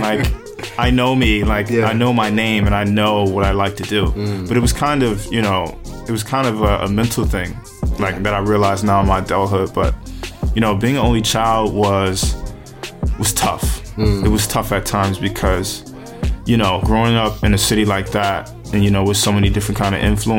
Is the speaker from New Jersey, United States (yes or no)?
yes; Paterson, New Jersey, United States; Oh, man. Paterson is as real as it gets.